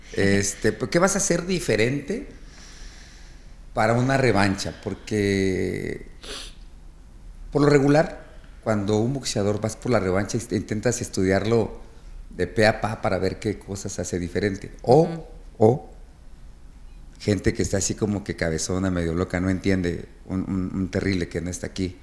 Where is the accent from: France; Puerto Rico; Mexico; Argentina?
Mexico